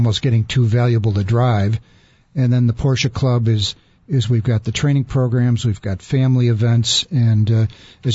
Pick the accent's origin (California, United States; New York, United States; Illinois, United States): Illinois, United States; Chicago; I'm from the South Side. I went to St. Rita High School and took auto shop there